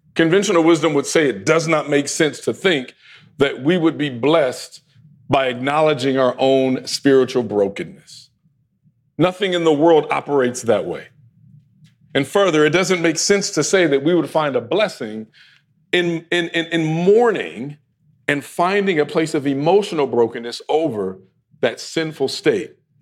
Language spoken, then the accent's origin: English; United States; us here in America as American Christians